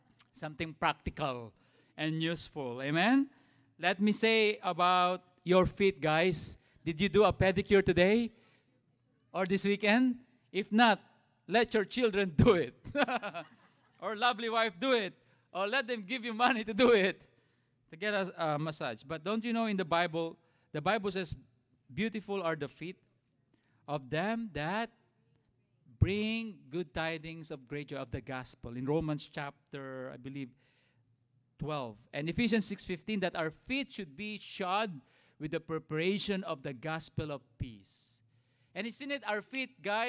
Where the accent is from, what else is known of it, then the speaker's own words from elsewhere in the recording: Philippines; now in United States; as Filipino dads